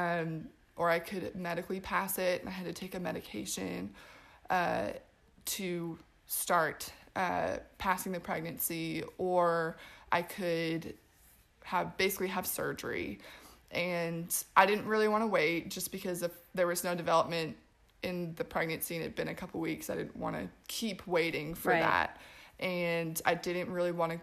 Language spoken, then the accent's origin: English; Portland, Oregon, United States; also born or lived in Los Angeles, California; now in Spartanburg, United States; I am originally from Portland, Oregon. I moved out here about 4 years ago